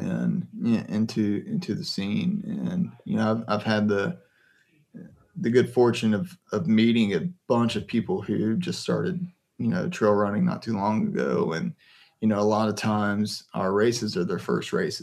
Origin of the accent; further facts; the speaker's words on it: the Piedmont, North Carolina, United States; now in Morganton, United States; I grew up in the Piedmont